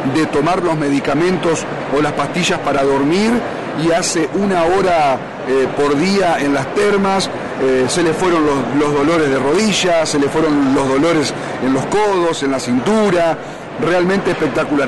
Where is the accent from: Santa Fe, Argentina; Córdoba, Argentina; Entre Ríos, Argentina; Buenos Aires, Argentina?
Entre Ríos, Argentina; nuestra provincia